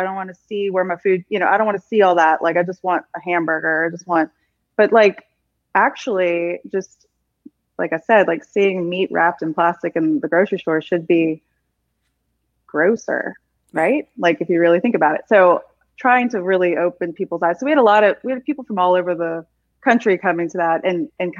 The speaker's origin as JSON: {"language": "English", "region": "South Louisiana", "country": "United States", "tie": "born or raised there", "said": "I don't even think I had rice and gravy growing up as a child in South Louisiana"}